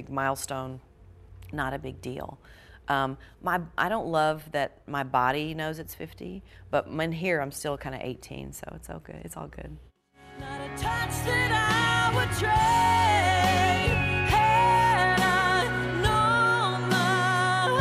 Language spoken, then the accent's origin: English; Georgia, United States; moved away; my home state of Georgia